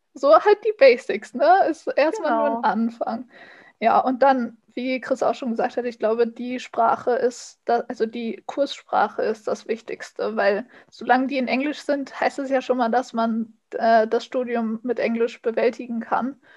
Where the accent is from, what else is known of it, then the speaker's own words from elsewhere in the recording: Germany; als Deutsche